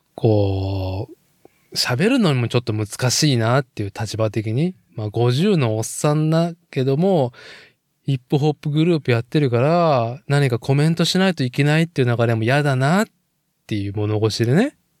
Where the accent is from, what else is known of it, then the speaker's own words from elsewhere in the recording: Nagoya, Aichi, Japan; moved away as an adult; now in Tokoname, Japan; 僕はもともと名古屋市生まれ、名古屋育ち